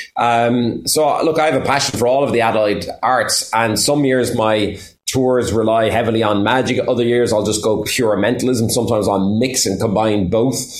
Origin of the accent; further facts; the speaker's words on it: Waterford, Munster, Ireland; I was 17 and she was 16 in Waterford. So we're both from Waterford